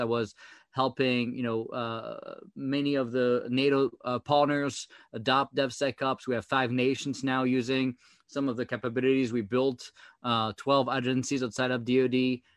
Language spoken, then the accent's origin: English; France; accent: French; English is a second language; now in United States; my French accent